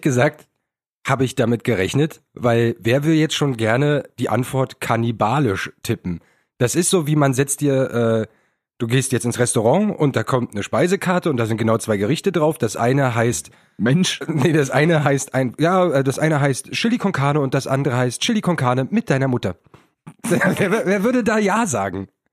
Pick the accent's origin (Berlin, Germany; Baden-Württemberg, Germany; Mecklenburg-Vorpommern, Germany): Berlin, Germany; als Berliner